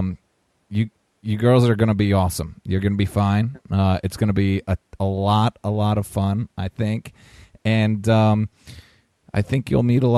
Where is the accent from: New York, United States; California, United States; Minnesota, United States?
New York, United States; upstate; moved away as an adult; Snow skied all my life in upstate New York, and moved south for school